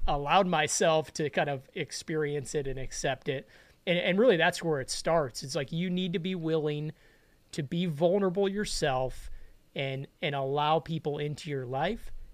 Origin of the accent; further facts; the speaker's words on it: Chicago, Illinois, United States; I grew up in Chicago